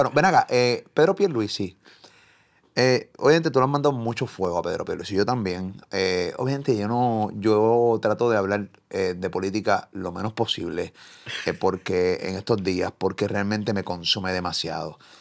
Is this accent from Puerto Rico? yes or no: yes; Puerto Rico; me reconoce o me identifica como puertorriqueño